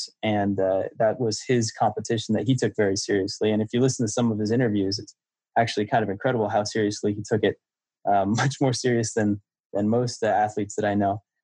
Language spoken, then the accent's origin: English; Santa Cruz Mountains, Northern California, United States; born or raised there